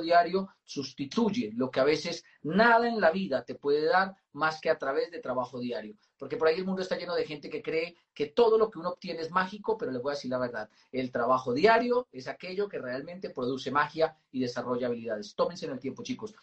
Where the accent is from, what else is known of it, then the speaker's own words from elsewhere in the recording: Moniquirá, Boyacá, Colombia; yo nací en Moniquirá, Boyacá